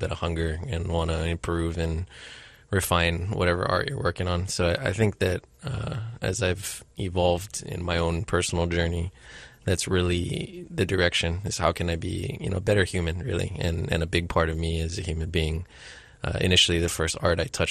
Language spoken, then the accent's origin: English; Hilo, Hawaii, United States; also born or lived in Honolulu, Hawaii; I grew up in Hilo. I was born here in Honolulu